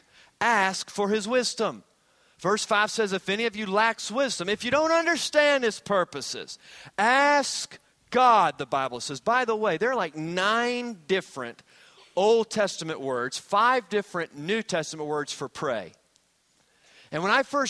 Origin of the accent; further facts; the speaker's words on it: Hampton Roads, Virginia, United States; I grew up in the Hampton Roads area